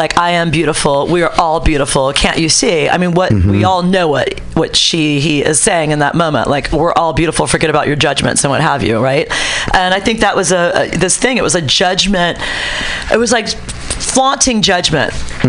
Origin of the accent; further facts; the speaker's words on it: New Orleans, Louisiana, United States; also born or lived in New York; now in San Francisco, United States; I grew up in New Orleans, which was very kind of Divine heavy because there's like lots of, you know, alternative lifestyles.